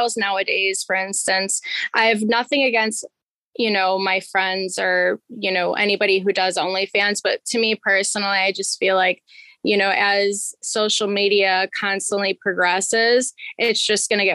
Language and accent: English; Chicago, Illinois, United States; also born or lived in Florida; I'm from Chicago, so obviously I'm used to the cold weather.